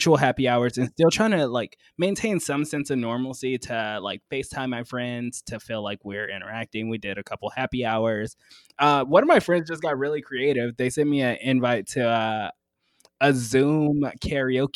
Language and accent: English; the South, United States; I'm from the South